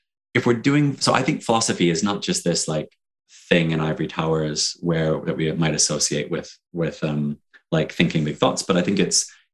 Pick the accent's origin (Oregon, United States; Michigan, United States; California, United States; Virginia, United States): Michigan, United States; Detroit; moved away as an adult; now in United Kingdom; I'm from Detroit originally.